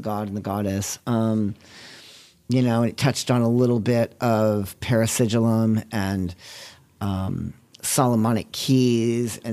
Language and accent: English; New England, United States; also born or lived in Massachusetts / New Hampshire; I grew up in New England. I grew up in Massachusetts and New Hampshire.